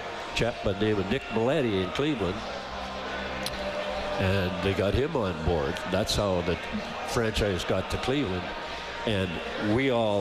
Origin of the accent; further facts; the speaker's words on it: North Battleford, Saskatchewan, Canada; moved away; I was home where I grew up in North Battleford.